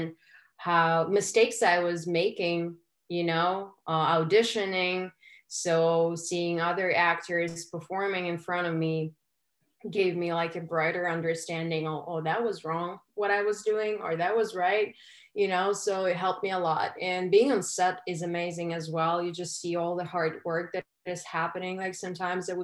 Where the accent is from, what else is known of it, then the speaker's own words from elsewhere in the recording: Ukraine; moved away as an adult; now in United States; I was born and raised in Ukraine